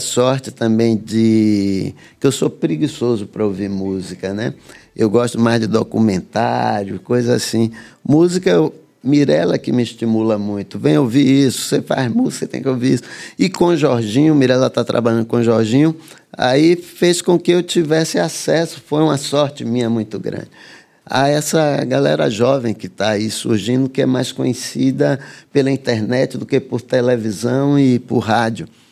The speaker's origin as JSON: {"language": "Portuguese", "town": "Salvador", "region": "Bahia", "country": "Brazil", "tie": "born or raised there", "also_born_or_lived": "Santo Amaro", "said": "Eu nasci em Santo Amaro vim, e cresci em Salvador."}